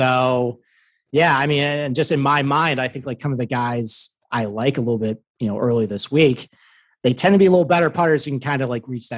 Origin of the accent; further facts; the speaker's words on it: Northeast, United States; I'm from the Northeast